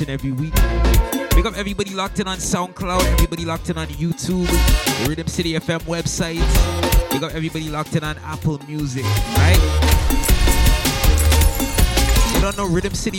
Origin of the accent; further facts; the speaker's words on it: Toronto, Ontario, Canada; Toronto, Canada, my hometown